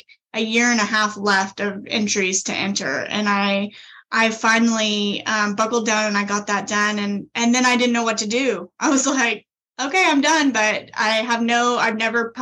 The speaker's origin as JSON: {"language": "English", "area": "a small town just south of Tulsa", "region": "Oklahoma", "country": "United States", "tie": "born or raised there", "said": "Originally, I am from Oklahoma, and I grew up in a small town just south of Tulsa."}